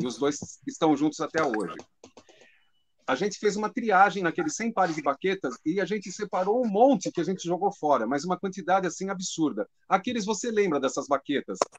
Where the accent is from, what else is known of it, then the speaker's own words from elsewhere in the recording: Brazil; Biblioteca da Lapa que é o bairro onde eu nasci